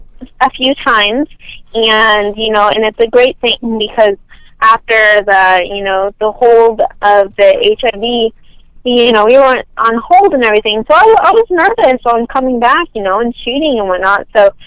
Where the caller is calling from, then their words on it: Los Angeles, California, United States; from Los Angeles, California.